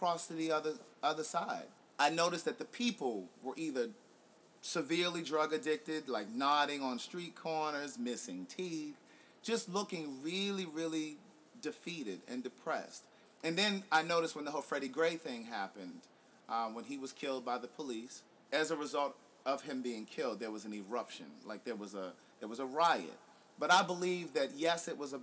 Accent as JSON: {"language": "English", "town": "Baltimore", "region": "Maryland", "country": "United States", "moved": "as an adult", "lives_now": "Atlanta, United States", "said": "I'm originally from Baltimore, so this place will always have a special place in my heart. I haven't lived here for many years. I moved away for college"}